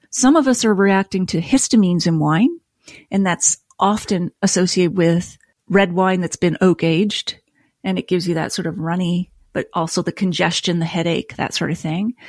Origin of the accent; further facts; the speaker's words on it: Nova Scotia, Canada; moved away; also born or lived in Toronto; I grew up in Nova Scotia with a beer and whiskey loving family